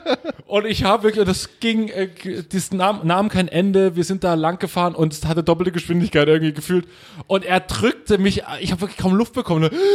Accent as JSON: {"language": "German", "region": "East Germany", "country": "Germany", "said": "bei uns im Osten"}